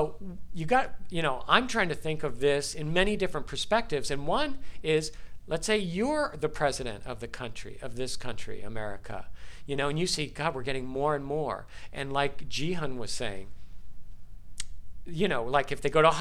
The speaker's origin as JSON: {"language": "English", "town": "San Diego", "region": "California", "country": "United States", "tie": "born or raised there", "said": "I grew up in San Diego, very close to the border"}